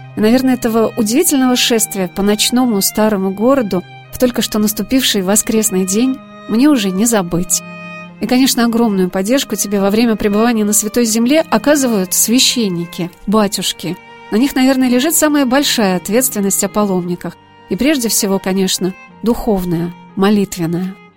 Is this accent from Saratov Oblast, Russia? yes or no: yes; Saratov, Saratov Oblast, Russia; из моего родного города Саратова